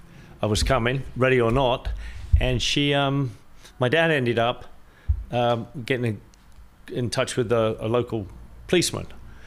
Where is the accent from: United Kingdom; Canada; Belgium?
United Kingdom; Apsley; moved away as an adult; now in Long Beach, United States; I was actually born in a house. I was in a house, and it was 43 Story Street, which is in a small town called Apsley.